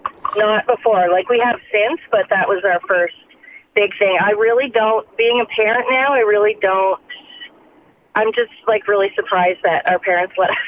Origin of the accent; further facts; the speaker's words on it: Canada; As a Canadian, yeah.